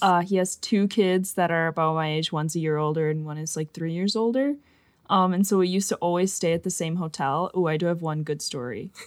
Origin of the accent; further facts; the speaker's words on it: Fox Valley, Wisconsin, United States; We are both from the Fox Valley in Wisconsin, like, Appleton, Neenah area